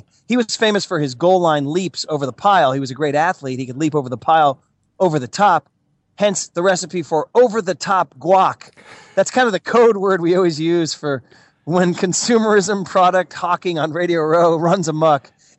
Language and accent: English; San Francisco, California, United States; yes, I'm in San Francisco, my hometown